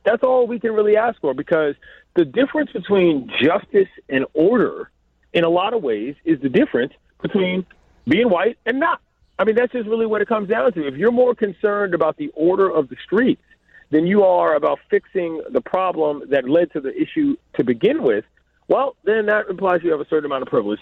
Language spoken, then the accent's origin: English; Washington, District of Columbia, United States; now in Los Angeles, United States; my hometown